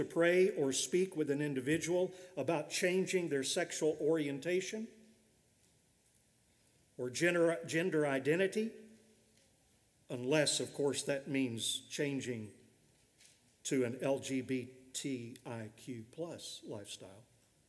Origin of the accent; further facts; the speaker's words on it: Victoria, Australia; A recent decision in my home state of Victoria in Australia seeks to overturn this work of God's grace.